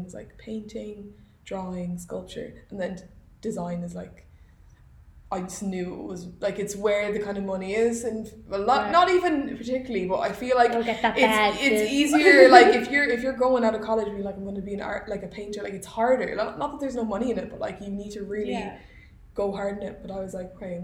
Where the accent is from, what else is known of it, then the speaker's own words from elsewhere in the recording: Galway, Connacht, Ireland; moved away as an adult; now in Los Angeles, United States; I'm from Galway. We're both from Galway, which is in the west of Ireland. We both grew up there.